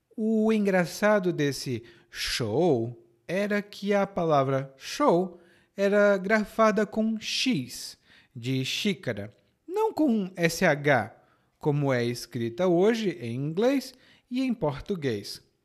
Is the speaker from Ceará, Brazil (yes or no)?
yes; Ceará, Brazil; accent: Ceará; No meu sotaque do Ceará é sh